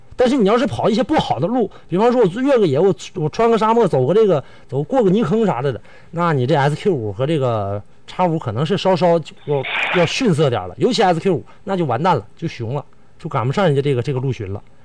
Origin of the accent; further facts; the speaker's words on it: Northeast China, China; accent: Northeastern Mandarin; 咱们东北话说是这个生不愣子